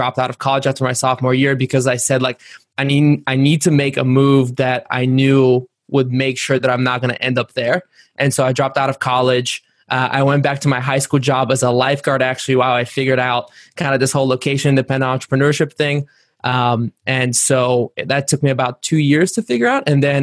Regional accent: Varna, Varna Province, Bulgaria; moved away; I was born in Varna, Bulgaria, which is on the Black Sea coast. And growing up, my dad was a sailor

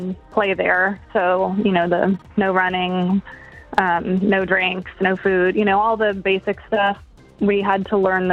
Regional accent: Shalimar, Florida, United States; now in Niceville, United States; I currently live in Niceville, but I grew up in Shalimar

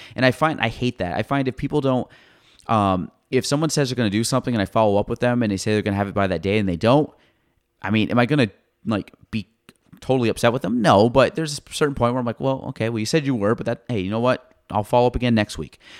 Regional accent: Clinton County, New York, United States; I grew up in Clinton County my entire life

